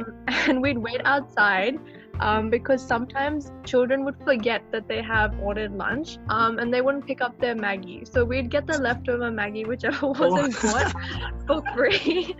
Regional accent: Chandigarh, India; now in Sydney, Australia; when I moved from Sydney to Chandigarh, I was only 8 years old. So my sister and I were put in a very interesting situation, but we became so comfortable and we fell in love with India.

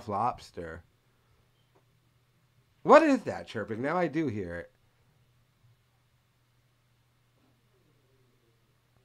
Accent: Rhode Island, United States; And I'm from Rhode Island.

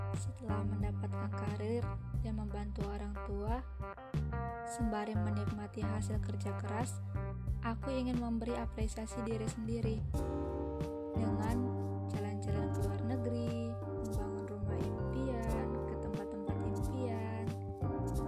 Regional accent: North Sumatra, Indonesia; Aku berasal dari Sumatera Utara

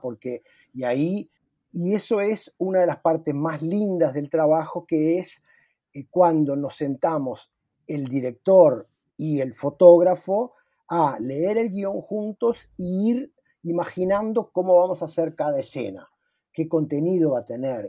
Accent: Uruguay; now in Brazil; como todo uruguayo que estamos en el exterior

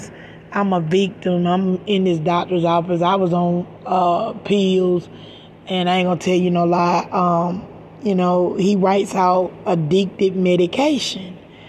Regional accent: Macon, Georgia, United States; now in Stockton, United States; I'm from Macon, Georgia, and I moved to this place called Stockton, California

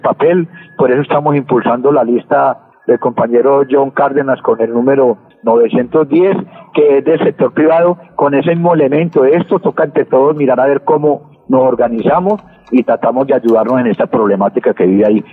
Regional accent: Colombia; como colombiano

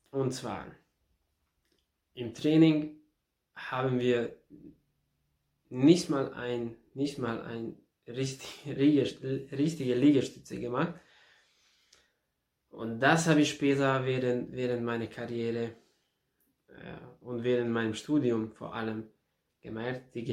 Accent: Ada, Vojvodina, Serbia; Und da in, in Serbien, in meiner Heimatstadt, in Ada, habe ich damit, äh, habe mich damit be beschäftigt.

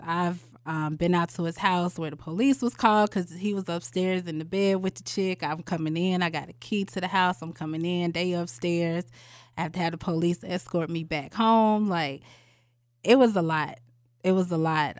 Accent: Atlanta, Georgia, United States; I am from Atlanta, Georgia

